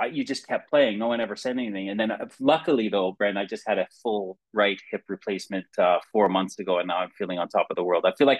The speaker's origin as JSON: {"language": "English", "town": "Saskatoon", "region": "Saskatchewan", "country": "Canada", "tie": "born or raised there", "also_born_or_lived": "London / Los Angeles", "moved": "as an adult", "said": "when I was growing up in Saskatoon"}